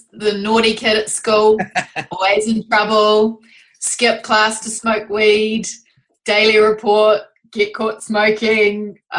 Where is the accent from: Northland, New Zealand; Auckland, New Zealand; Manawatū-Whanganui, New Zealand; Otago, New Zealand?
Auckland, New Zealand; But we're from Auckland, New Zealand.